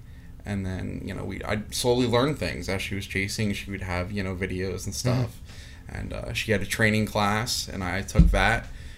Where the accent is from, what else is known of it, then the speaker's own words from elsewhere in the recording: Mertztown, Pennsylvania, United States; I grew up in Mertztown